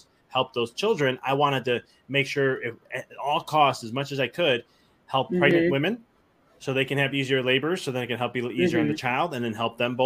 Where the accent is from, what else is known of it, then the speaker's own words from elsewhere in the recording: Chicago, Illinois, United States; moved away as an adult; now in Knoxville, United States; I'm from Chicago originally. And we just moved to Knoxville, Tennessee at the end of last year.